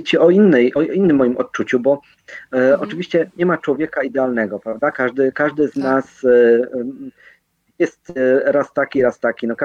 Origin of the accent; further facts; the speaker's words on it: Zakopane, Lesser Poland, Poland; ona e, z Zakopanego, ja z Zakopanego